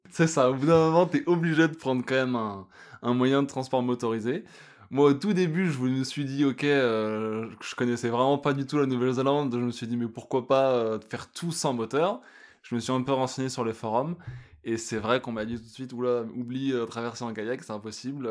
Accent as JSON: {"language": "French", "country": "France", "also_born_or_lived": "Australia", "moved": "as an adult", "lives_now": "Yukon, Canada", "said": "je suis un Français expatrié au Yukon"}